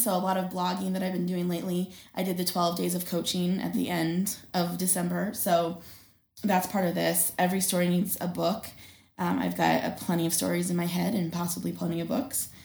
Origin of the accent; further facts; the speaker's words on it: North Dakota, United States; now in Billings, United States; I grew up in North Dakota